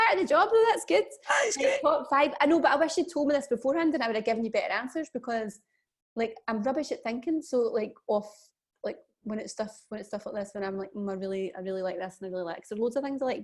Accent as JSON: {"language": "English", "region": "Scotland", "country": "United Kingdom", "said": "being Scottish"}